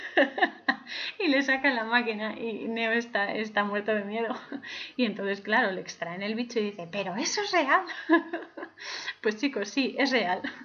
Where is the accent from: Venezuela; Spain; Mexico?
Spain; yo soy, em, soy española